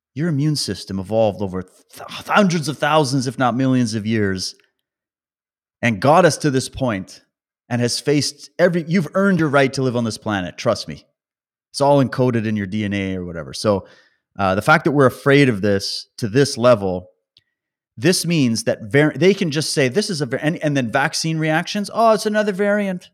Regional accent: Calgary, Alberta, Canada; moved away; also born or lived in British Columbia; I was born in Calgary, by the way, and that's where my, my mom's side of the family is

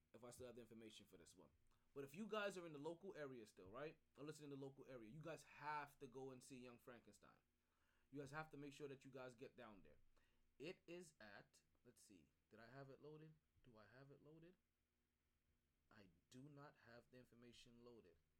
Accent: New York, United States; as a New Yorker myself

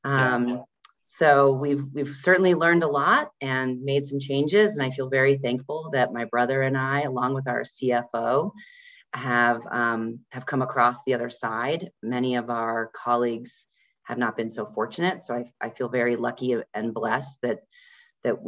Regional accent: Denver, Colorado, United States; also born or lived in Iowa; We're based here in Denver, Colorado, my hometown

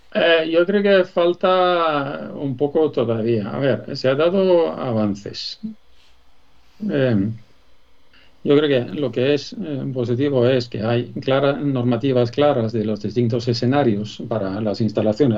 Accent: Sweden; accent: Swedish; Spanish is a second language; moved away as an adult; now in Spain; por mi nombre, mi acento. Ya has dado cuenta que soy español adoptado, pero sueco

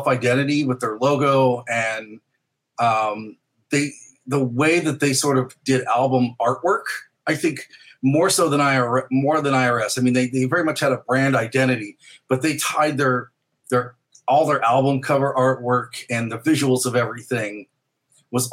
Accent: St. Louis, Missouri, United States; growing up in St. Louis, we would go to Chicago a lot because it was close.

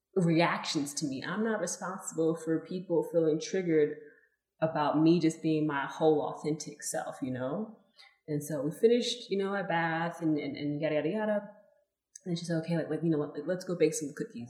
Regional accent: Los Angeles, California, United States; moved away; I was born in California, Los Angeles, California

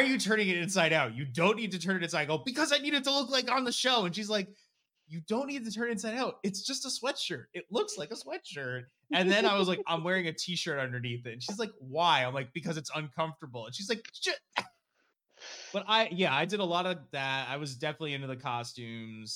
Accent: New Jersey, United States; I grew up in New Jersey

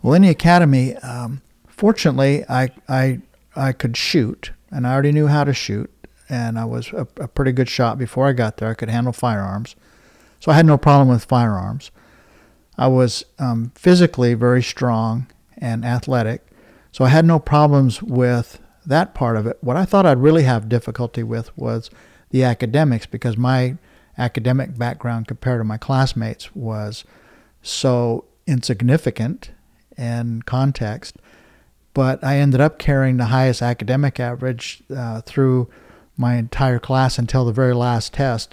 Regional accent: Blackfeet Reservation, Montana, United States; I'm from the Blackfeet Reservation

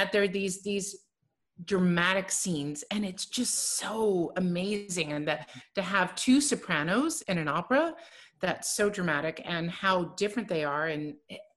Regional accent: Canada; I'm Canadian

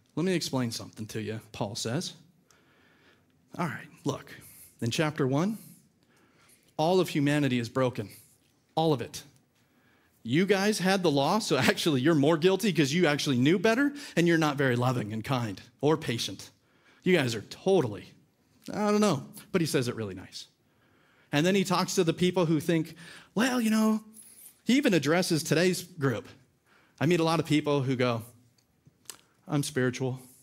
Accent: California, United States; moved away; also born or lived in Georgia; we're from California.

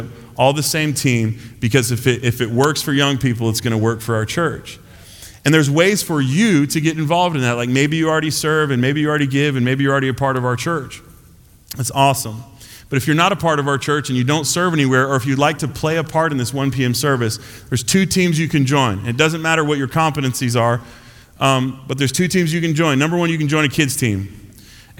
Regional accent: United States

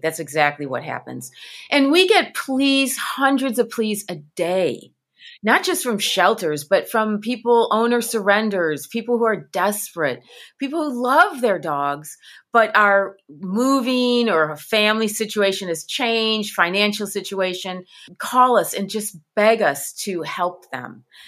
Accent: Midwest, United States; I'm from the Midwest

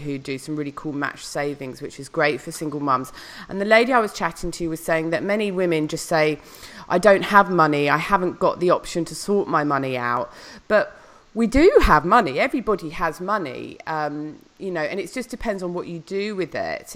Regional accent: Noosa, Queensland, Australia; my hometown, Noosa

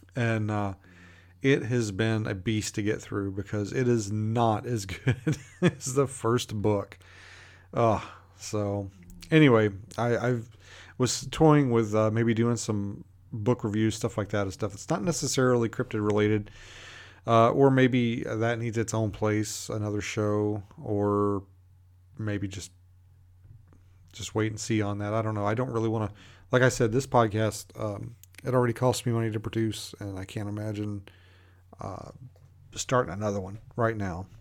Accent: Kentucky, United States; moved away; I grew up in Kentucky

